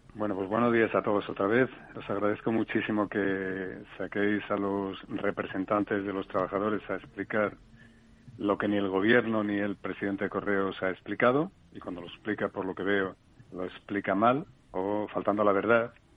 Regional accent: Asturias, Spain; moved away; mi tierra Asturias

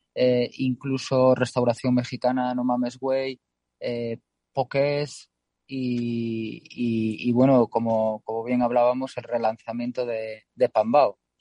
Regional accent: Galicia, Spain; Siendo gallegos

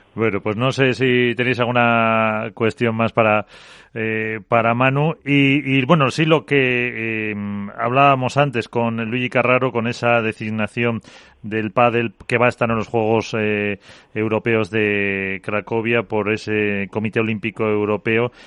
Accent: Calahorra / Pradejón, La Rioja, Spain; Calahorra Pradejón, por poner equipo de mi pueblo

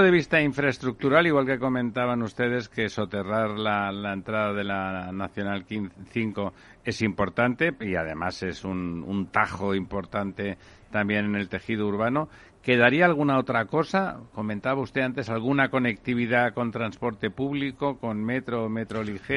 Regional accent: Barcelona, Catalonia, Spain; en mi tierra, en Barcelona

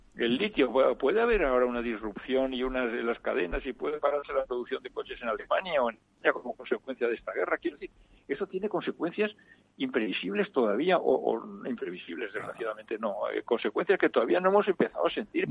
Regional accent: Mallorca, Balearic Islands, Spain; also born or lived in Valldemossa; yo soy mallorquín.

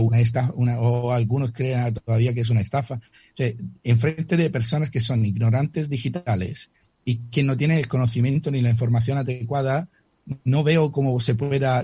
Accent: Italy; accent: Italian; Spanish is a second language; moved away; mi acento lo lo declara eh, de manera muy, muy firme, soy italiano.

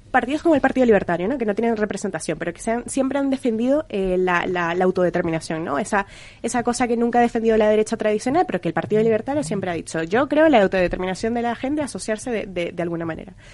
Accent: Venezuela; yo que soy venezolana

